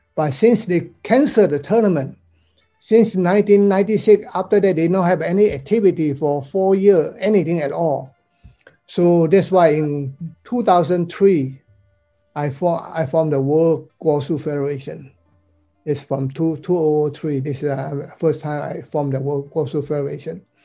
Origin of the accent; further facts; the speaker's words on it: Malaysia; also born or lived in Taiwan; now in United States; I'm considered a so-called overseas Chinese student. I'm from Malaysia